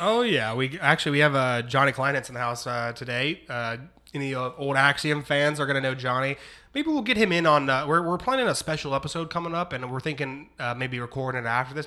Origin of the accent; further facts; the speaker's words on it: Ohio, United States; I'm from Ohio